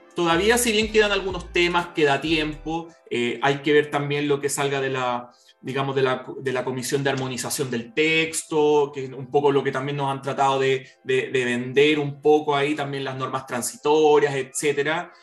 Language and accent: Spanish; Chile; nuestro país